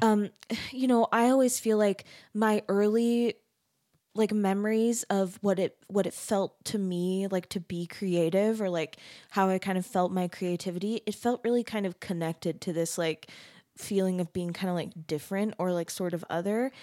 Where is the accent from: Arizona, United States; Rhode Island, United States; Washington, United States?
Arizona, United States; I'm from Arizona